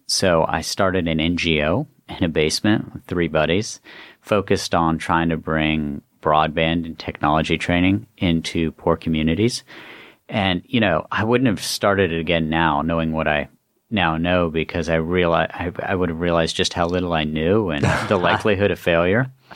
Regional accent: West Virginia, United States; moved away as an adult; also born or lived in Baltimore; I grew up in West Virginia

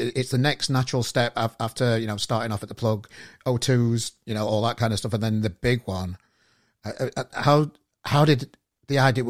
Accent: Manchester, North West England, United Kingdom; I'm from Manchester myself.

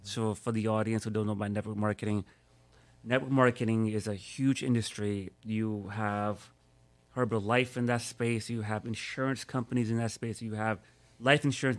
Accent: New York, United States; now in Miami, United States; born and raised in New York

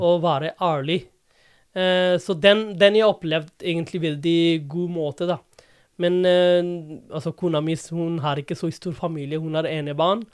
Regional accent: Dhaka, Dhaka Division, Bangladesh; Norwegian is a second language; moved away as an adult; also born or lived in India / Oxford / London; now in Drammen, Norway; Jeg er fra, opprinnelig fra Dhaka

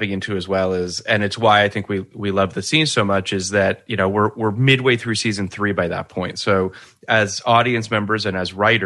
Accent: Canada; as a Canadian

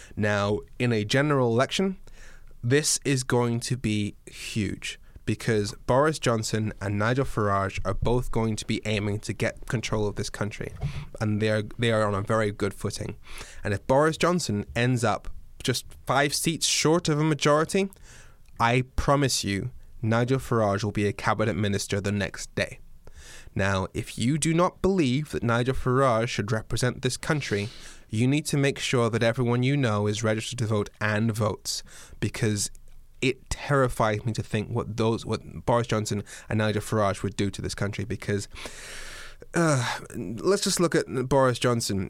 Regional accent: Dundee, Scotland, United Kingdom; moved away; also born or lived in Darlington, England / Swansea, Wales; I was born in Darlington in the northeast of England. I wa, I grew up, I started school in Dundee in Scotland. I've lived in Swansea in Wales

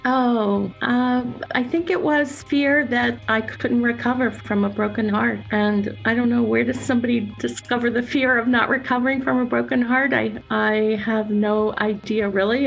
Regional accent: North Carolina, United States; also born or lived in Pennsylvania / New Jersey; now in Pennsylvania and New Jersey, United States; Grew up in North Carolina and I've always lived on the east coast for the most part

